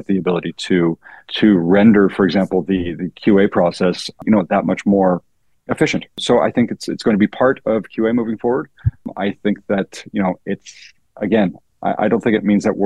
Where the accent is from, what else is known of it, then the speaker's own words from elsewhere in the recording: Canada; being Canadian